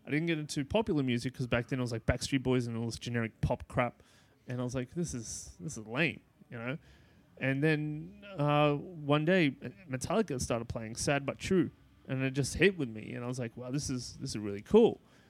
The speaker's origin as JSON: {"language": "English", "town": "Sydney", "region": "New South Wales", "country": "Australia", "tie": "born or raised there", "said": "I grew up in like Bankstown, Greenacre area."}